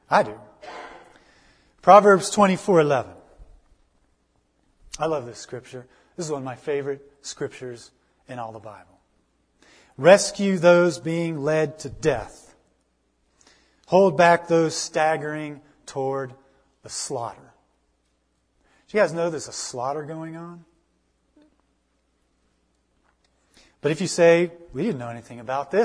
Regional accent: United States; I'm an American

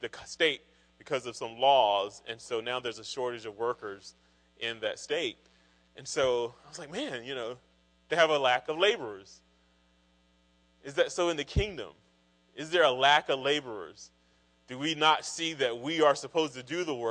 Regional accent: Kinston, North Carolina, United States; moved away as an adult; also born or lived in Raleigh, North Carolina; I grew up in Kinston, North Carolina, which is pretty rural, eastern part of North Carolina

